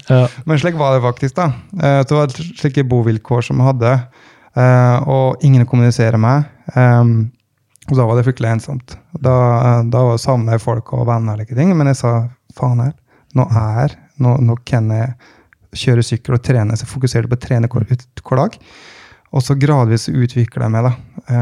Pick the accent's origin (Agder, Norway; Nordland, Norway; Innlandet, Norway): Innlandet, Norway; Vågå; nå kom jeg fra Vågå, eh, og, og altså som 14-åring så hadde jo da 14-15-åring hadde ansvaret for 15-16 crossykler.